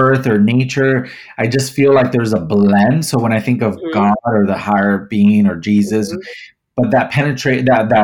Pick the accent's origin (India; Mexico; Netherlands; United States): Mexico; growing up, I grew up in Mexico